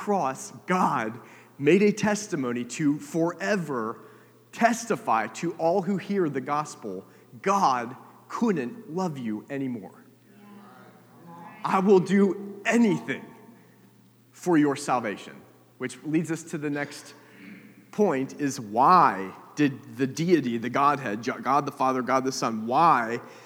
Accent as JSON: {"language": "English", "country": "United States", "tie": "born or raised there", "said": "I grew up in America"}